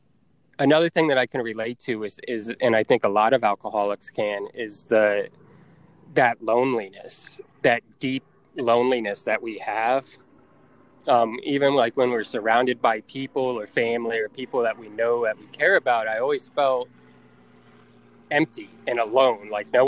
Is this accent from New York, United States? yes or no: no; Tampa, Florida, United States; moved away; Tampa, which is my hometown